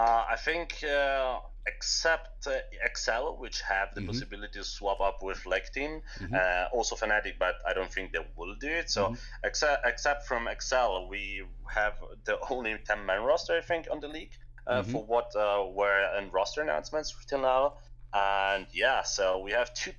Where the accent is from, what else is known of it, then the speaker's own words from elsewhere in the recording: northern Italy, Italy; I'm Italian coach, so I'm from Italy, from north of it, near Austria